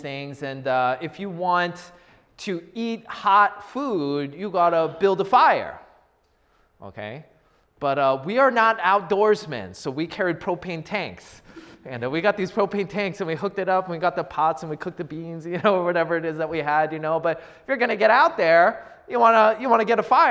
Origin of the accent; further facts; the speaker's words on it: United States; I grew up in the Washington area